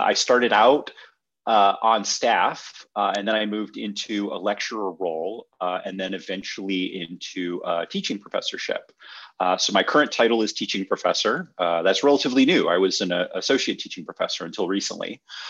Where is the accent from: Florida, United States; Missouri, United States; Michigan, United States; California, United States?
Michigan, United States; born there; I was born in Michigan, moved around a little bit with my folks. My father worked for General Motors, so we sort of moved where they were building plants or doing renovations. Settled back in Michigan.